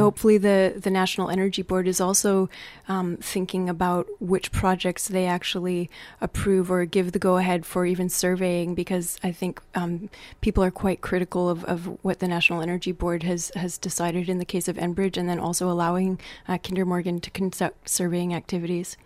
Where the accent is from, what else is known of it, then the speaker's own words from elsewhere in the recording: Montreal, Quebec, Canada; I grew up in Quebec on the island of Montreal